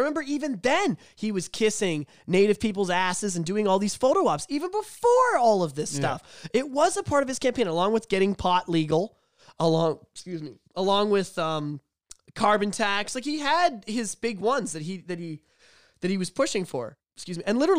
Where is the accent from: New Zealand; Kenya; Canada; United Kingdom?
Canada; but as a Canadian, I'm pretty disgusted of what's gone on with that.